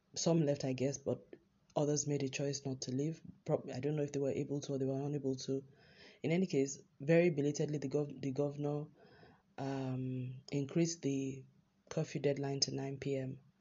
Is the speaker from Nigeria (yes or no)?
yes; Nigeria; as a Nigerian